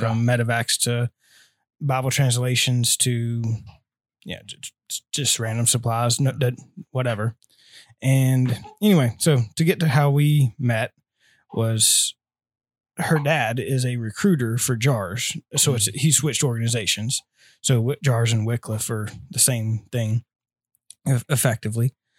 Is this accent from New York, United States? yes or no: no; Lincoln, Nebraska, United States; So, I grew up in Lincoln, so I've been here all my life.